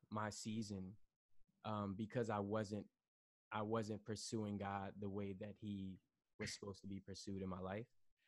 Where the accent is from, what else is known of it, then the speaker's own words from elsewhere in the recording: Atlanta, Georgia, United States; moved away as an adult; also born or lived in Washington, D.C.; now in New York City, United States; I am originally from Atlanta.